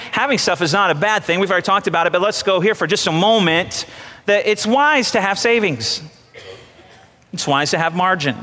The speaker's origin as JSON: {"language": "English", "country": "United States", "said": "I'm an American"}